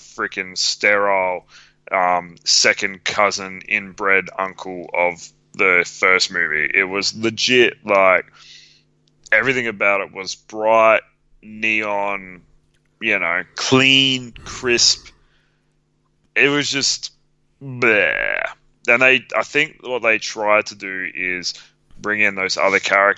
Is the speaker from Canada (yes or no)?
no; Australia; I'm Australian